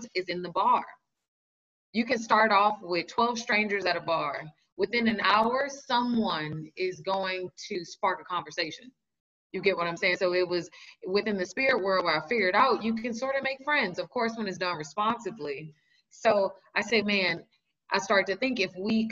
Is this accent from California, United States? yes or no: yes; Los Angeles, California, United States; now in New York, United States; I'm originally from Los Angeles, and I then did the migration to New York